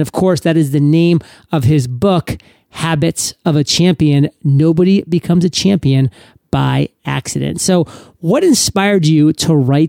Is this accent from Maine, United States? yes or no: yes; Maine, United States; I'm from New England. I'm from Maine, actually. So Boston Red Sox was my team growing up.